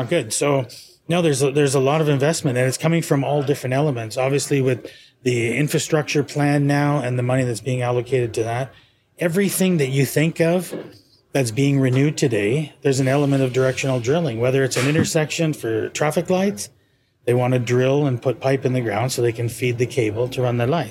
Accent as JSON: {"language": "English", "country": "Canada", "also_born_or_lived": "Dubai", "moved": "as an adult", "lives_now": "South Florida, United States", "said": "I'm from Canada"}